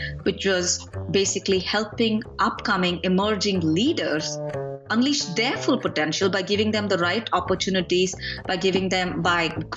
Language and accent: English; India; moved away as an adult; now in Atlanta, United States; So I grew up in India.